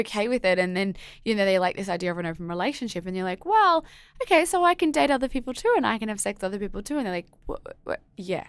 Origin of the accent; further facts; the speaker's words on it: Australia; as an Aussie